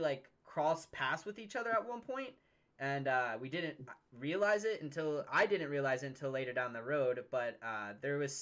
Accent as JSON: {"language": "English", "town": "Cincinnati", "region": "Ohio", "country": "United States", "also_born_or_lived": "Lexington, Kentucky", "moved": "yes", "lives_now": "near Lexington, Kentucky, United States", "said": "I'm originally from Cincinnati, but now I live a little north of Lexington, Kentucky, in a very small"}